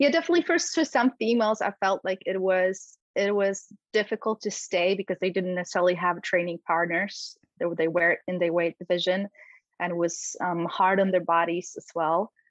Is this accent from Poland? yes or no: yes; Poland; English is a second language; moved away; I grew up in Poland, and this is where I actually started my martial arts journey